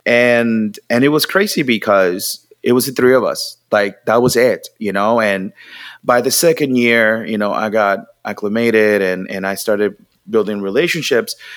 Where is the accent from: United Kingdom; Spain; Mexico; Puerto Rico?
Puerto Rico; Mayagüez; English is a second language; moved away as an adult; now in United States; I was born and raised in Puerto Rico